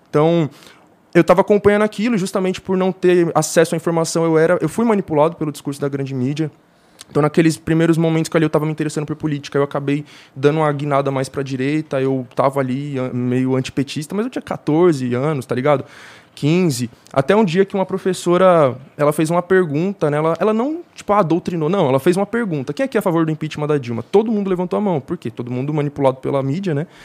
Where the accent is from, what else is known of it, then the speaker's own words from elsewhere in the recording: São Paulo, Brazil; born there; Eu nasci na Brasilândia. Nos anos 2000, a Brasilândia era um dos acho que o terceiro pior distrito de São Paulo para ser uma criança, tá ligado?